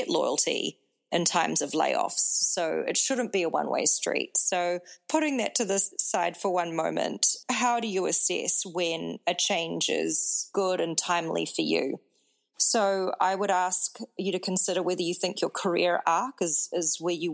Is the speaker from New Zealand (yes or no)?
yes; New Zealand; moved away as an adult; also born or lived in Singapore; now in United States; I'm based in the United States, and I am from New Zealand.